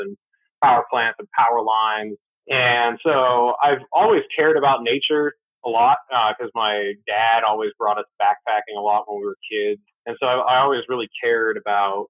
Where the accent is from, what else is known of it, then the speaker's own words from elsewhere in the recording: New Hampshire, United States; Growing up in New Hampshire